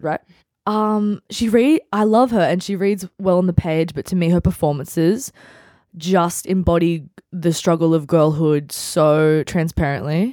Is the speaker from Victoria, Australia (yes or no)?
no; Central Coast, New South Wales, Australia; I grew up on the Central Coast. I went to school on the Central Coast